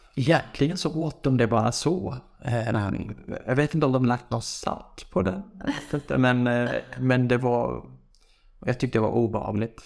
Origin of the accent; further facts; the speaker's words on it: village near the Iraq border, Iranian Kurdistan, Iran; Swedish is a second language; moved away as an adult; now in Sweden; Jag är ju från en by. Den är väldigt nära gränsen, liksom. Iran och Irak. Vi tillhör ju Iran.